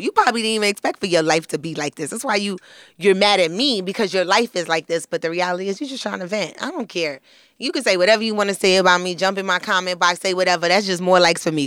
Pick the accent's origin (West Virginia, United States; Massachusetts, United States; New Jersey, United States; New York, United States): New York, United States; New York City; I'm from Flatbush, Brooklyn